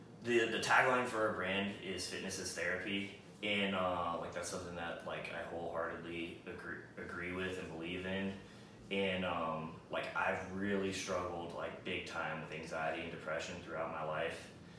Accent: California, United States; now in Austin, United States; No. Yeah, I'm from California.

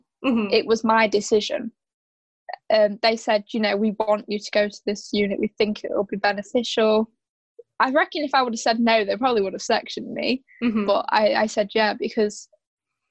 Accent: Yorkshire and the Humber, United Kingdom; I'm from South Yorkshire

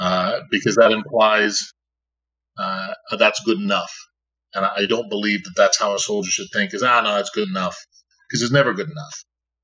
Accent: Saint John, New Brunswick, Canada; I'm from out east. I'm from St. John, New Brunswick.

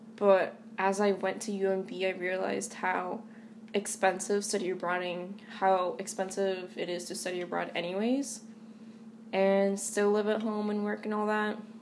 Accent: Boston, Massachusetts, United States; born and raised in Eastie, uh, meaning that I grew up, you know, in a Hispanic, Latino, Latinx um, majority neighborhood

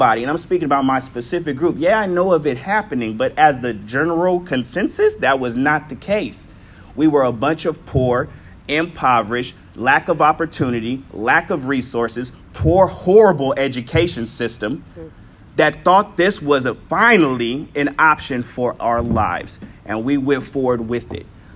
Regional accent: San Diego, California, United States; I'm from Southeast San Diego and literally Linda Vista, up the street

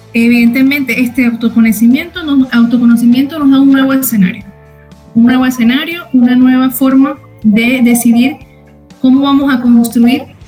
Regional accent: Venezuela; moved away as an adult; now in United States; yo soy venezolana, orgullosamente venezolana

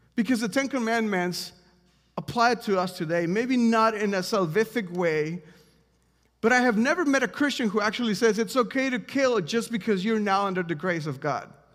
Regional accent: Mexico; now in Washington, D.C., United States; I'm from Mexico, if you don't know this, and, um, before I moved to America

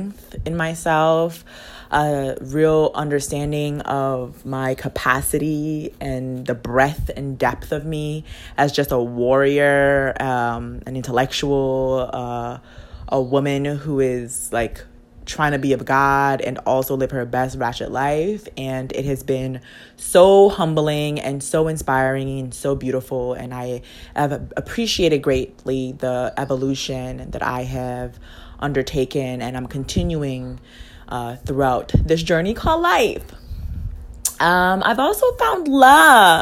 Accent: U.S. Virgin Islands; moved away as an adult; I am from a U.S. territory / colony

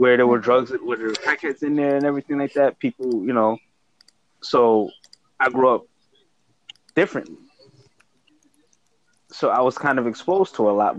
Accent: New York City, New York, United States; I grew up in Harlem during the crack era

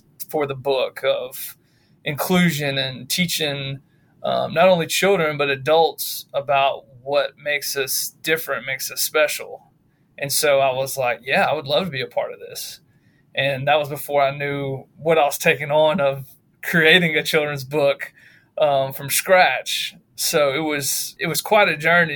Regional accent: Shreveport, Louisiana, United States; now in Ruston, United States; I'm originally from Shreveport, Louisiana. I live in Ruston, Louisiana right now.

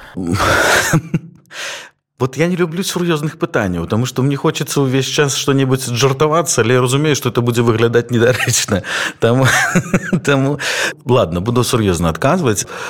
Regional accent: Belarus; moved away; мы беларусы

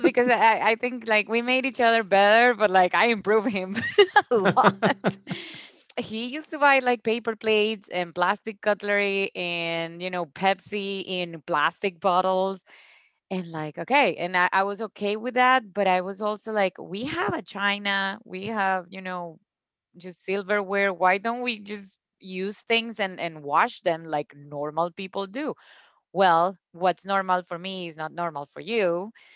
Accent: Cúcuta, Norte de Santander, Colombia; English is a second language; moved away as an adult; also born or lived in Bogota, Colombia; now in United States; my hometown, Cúcuta, has no drinking water

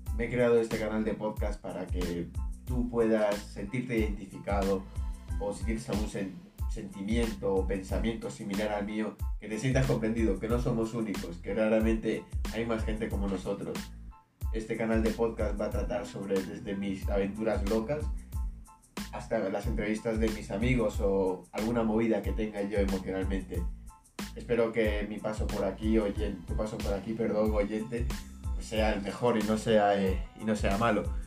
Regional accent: Madrid, Community of Madrid, Spain; Soy de aquí, de Madrid

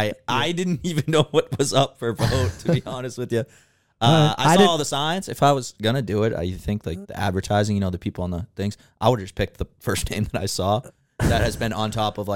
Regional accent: Hanover, Massachusetts, United States; born or raised there

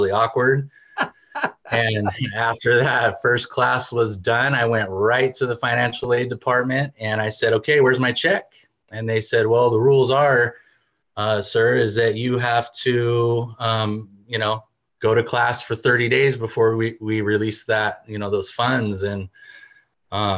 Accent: Bay Area, California, United States; moved away as an adult; now in Washington, United States; I'm from California, Bay Area

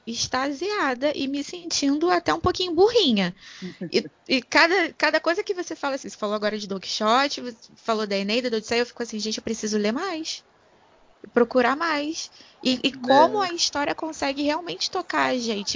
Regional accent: Rio de Janeiro, Brazil; eu como carioca

